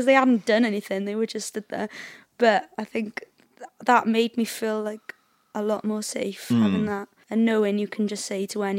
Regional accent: Cardiff, Wales, United Kingdom; I was brought up in Cardiff, so like I was brought up in the same way as all the people in Cardiff are, I guess.

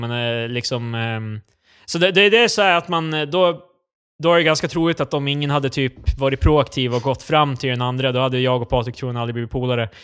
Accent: Sundbyberg, Stockholm County, Sweden; där vi kommer ifrån Sundbybryn

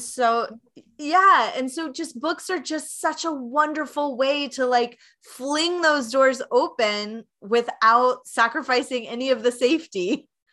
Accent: Knoxville, Tennessee, United States; now in Chicago, United States; I'm originally from Knoxville, Tennessee

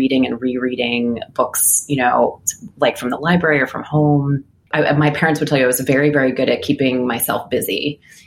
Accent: Philadelphia, Pennsylvania, United States; I grew up in Philly, and I had a really wonderful experience growing up there as a kid. I lived in a neighborhood called Mount Airy

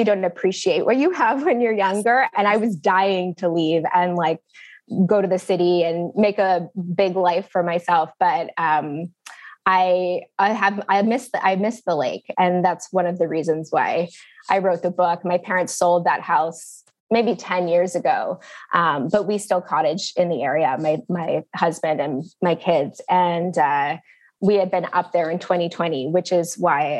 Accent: Barry's Bay, Ontario, Canada; also born or lived in Toronto / Australia; Barry's Bay is a real place. It is a small town, 1,200 people in rural Ontario. And I grew up there. I lived there from 4th grade until the end of high school

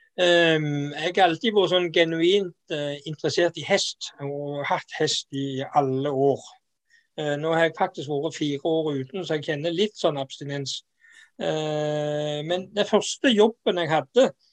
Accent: Jæren, Rogaland, Norway; moved away; also born or lived in Sørlandet; Jeg er jo jærbu

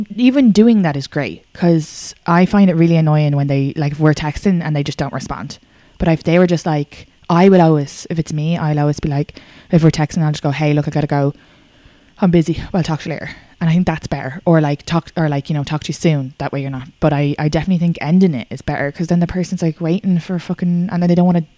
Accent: Ireland; I'm Irish

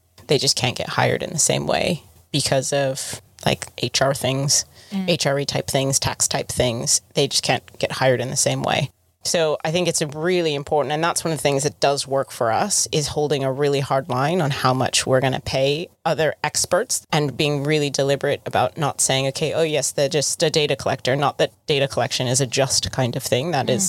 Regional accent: United Kingdom; As a British person.

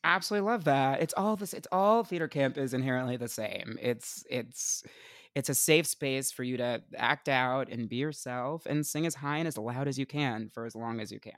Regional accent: Essex County, New Jersey, United States; I'm from, uh, Essex County

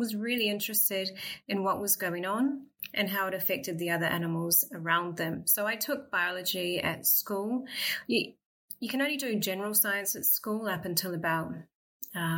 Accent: New Zealand; also born or lived in Cambridge, United Kingdom; now in Perth, Australia; I grew up in New Zealand

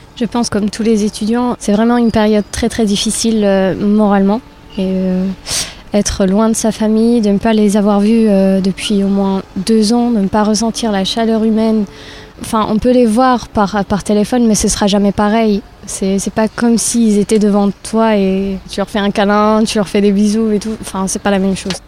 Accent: Algeria; moved away as an adult; now in France; je viens d'Algérie, ça fait euh, trois ans que je suis en France

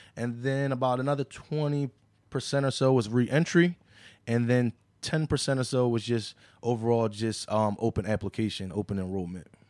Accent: Philadelphia, Pennsylvania, United States; I grew up right there on Chew Avenue

